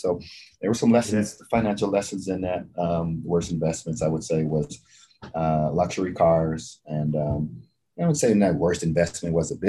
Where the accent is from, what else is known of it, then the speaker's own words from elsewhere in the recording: the South, United States; I'm from the South, so I would, instead of favorite food, can I give you a cuisine?